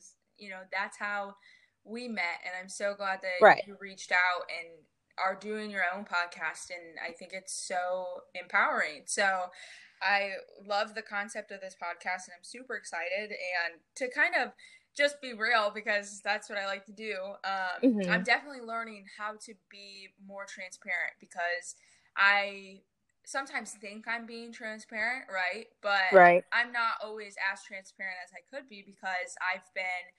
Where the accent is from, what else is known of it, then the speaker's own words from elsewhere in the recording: Michigan, United States; moved away as an adult; now in North Carolina, United States; I'm originally from Michigan, and I just moved to North Carolina in December.